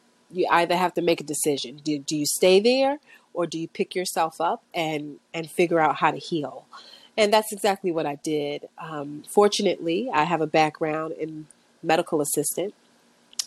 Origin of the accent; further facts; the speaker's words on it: New York City, New York, United States; I was born and raised in Brooklyn